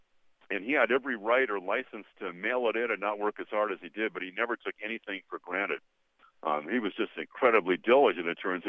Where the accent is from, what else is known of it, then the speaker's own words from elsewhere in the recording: California, United States; growing up in California as I did in the 60s